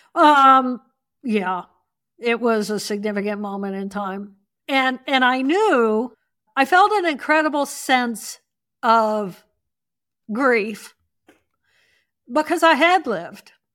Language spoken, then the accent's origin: English; Indiana, United States; I grew up in Indiana.